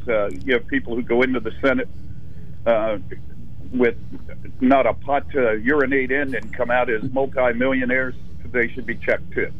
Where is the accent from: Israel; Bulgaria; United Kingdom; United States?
United States; that's where I was brought up and where I live